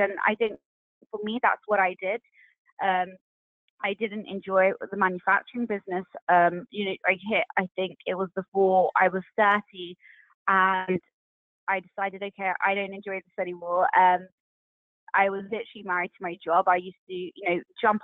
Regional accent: United Kingdom; being British Asian

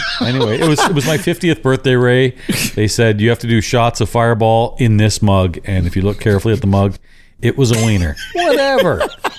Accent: Indonesia; now in Australia; When I came from Indonesia to Australia, I had to do it, but you did it right at the airport.

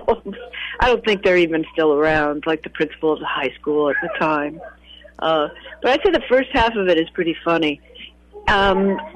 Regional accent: St. Joseph, Missouri, United States; moved away; I grew up in St. Joseph

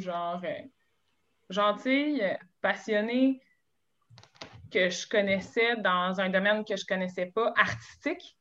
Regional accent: Gatineau, Quebec, Canada; moved away as an adult; now in Montreal, Canada; je viens de Gatineau. Je viens d'un studio de ballet

